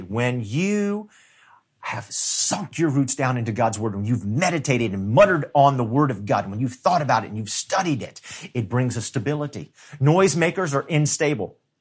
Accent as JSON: {"language": "English", "country": "United States", "tie": "born or raised there", "said": "I'm a Western Christian, because I was born and raised in the United States of America"}